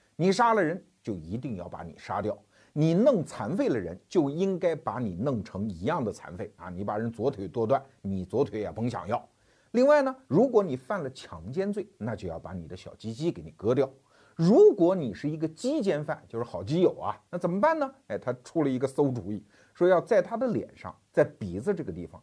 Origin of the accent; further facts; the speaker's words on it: China; 我们中国人经常说啊，不作死就不会死